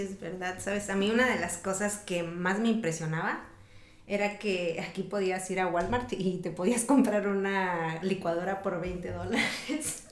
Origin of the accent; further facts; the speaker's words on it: Mexico; now in United States; yo vengo de México